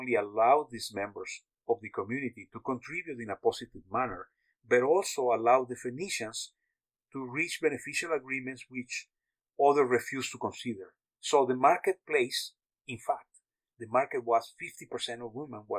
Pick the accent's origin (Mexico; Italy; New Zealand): Mexico; I was born in Mexico